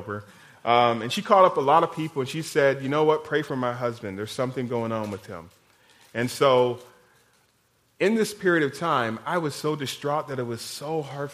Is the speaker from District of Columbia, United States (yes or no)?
no; Iowa, United States; now in Kansas, United States; I'm from Iowa.